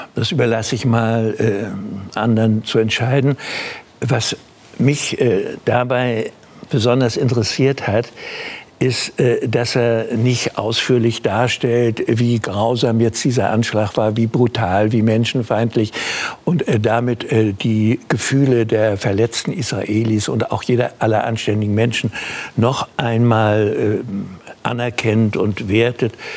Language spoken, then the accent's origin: German; Germany; ich bin im Krieg geboren und gehöre zu den Deutschen